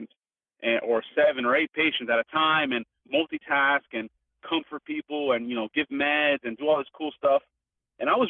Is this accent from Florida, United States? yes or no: yes; Miami, Florida, United States; I grew up in Miami